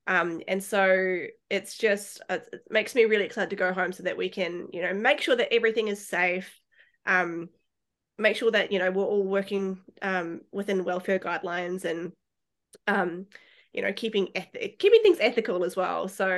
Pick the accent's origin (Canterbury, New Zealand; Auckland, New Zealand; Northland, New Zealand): Canterbury, New Zealand; Christchurch; moved away as an adult; now in Australia; So I was born and raised in Otatahi in Christchurch. I went to school there, and I flew to Australia in 2014, and it's funny because I'd never been to Australia before.